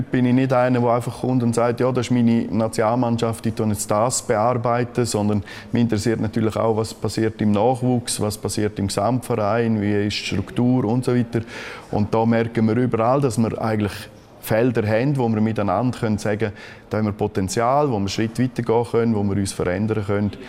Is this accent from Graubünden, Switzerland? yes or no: yes; Graubünden, Switzerland; Graubünden ist natürlich absolut meine Heimat. Der Kanton hat mich geprägt und darum ist es für mich wunderschön